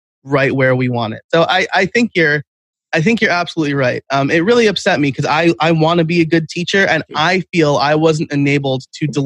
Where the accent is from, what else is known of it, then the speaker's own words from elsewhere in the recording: New York, United States; I'm from New York. I'm like a New York Italian